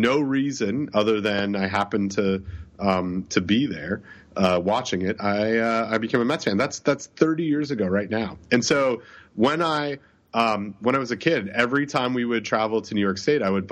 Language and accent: English; Toronto, Ontario, Canada; the great city of Toronto, my hometown